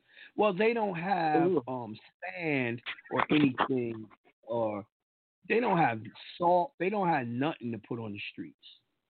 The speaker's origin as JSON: {"language": "English", "region": "New York", "country": "United States", "said": "And they be like, oh, how you got that? I'm a New Yorker."}